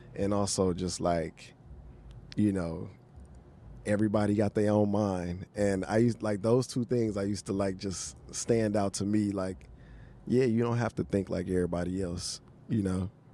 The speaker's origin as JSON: {"language": "English", "town": "Houston", "region": "Texas", "country": "United States", "also_born_or_lived": "New Orleans", "moved": "yes", "said": "I'm from Houston, lived in New Orleans"}